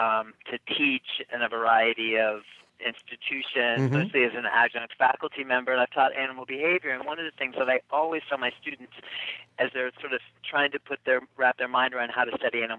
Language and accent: English; United States; accent: American; also born or lived in Australia / New Zealand; as an American with this accent